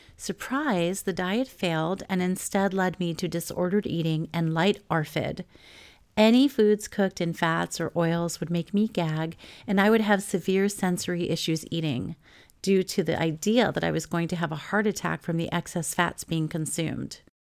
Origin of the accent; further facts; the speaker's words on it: New York, United States; when I was growing up in New York